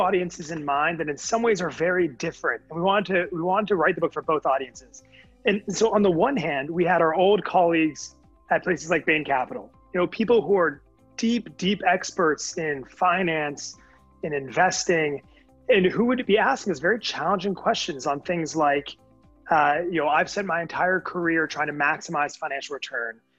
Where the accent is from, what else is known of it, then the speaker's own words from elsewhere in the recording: Connecticut, United States; moved away; also born or lived in California; I'm from Connecticut originally, so know that part of the country very well